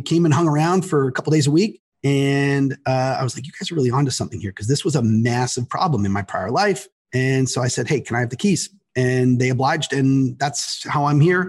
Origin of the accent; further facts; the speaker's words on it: Toronto, Ontario, Canada; moved away as an adult; now in United States; I'm from Toronto. And then I moved down here to work at Verizon Wireless.